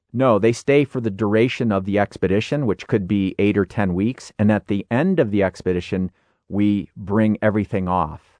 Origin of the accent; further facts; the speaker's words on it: Illinois, United States; I grew up in Illinois